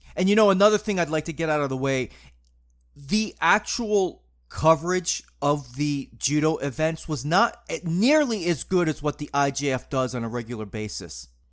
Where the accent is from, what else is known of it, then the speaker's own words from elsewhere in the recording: New England, United States; growing up in New England